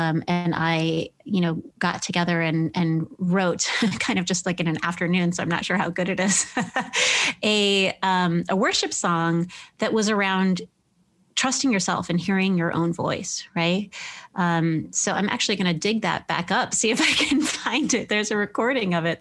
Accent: Midwest, United States; I was raised evangelical in the Midwest

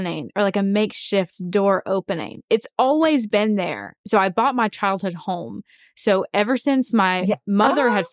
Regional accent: Alabama, United States; So ever since I was born, I was raised in the Church of Christ in Alabama.

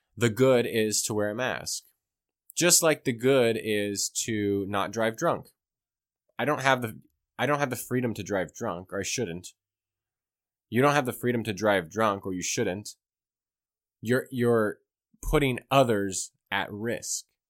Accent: United States

